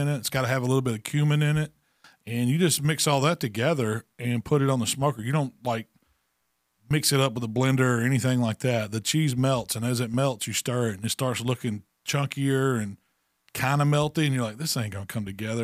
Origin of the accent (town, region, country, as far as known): Mississippi, United States